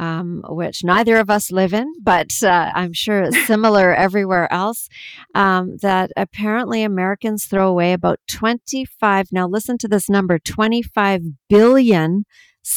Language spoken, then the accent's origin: English; Canada; I'm from Canada